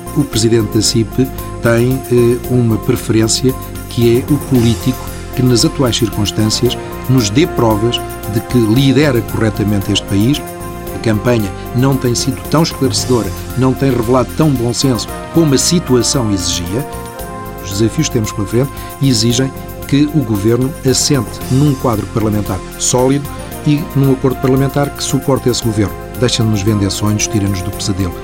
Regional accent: Portugal; somos nós portugueses

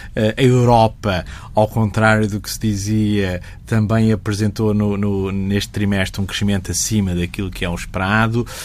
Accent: Portugal; eu sou português

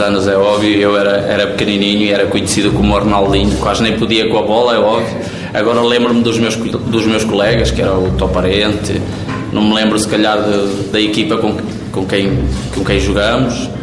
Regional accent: Bragança, Norte, Portugal; moved away; aqui na minha terra perante os meus familiares, as pessoas que mais gostam de mim, a terra que me viu crescer

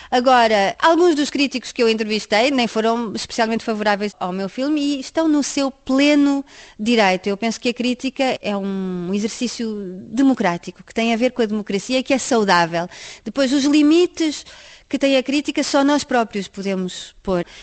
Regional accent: France; Em França existe isto já sou eu enquanto francesa a criticar a França

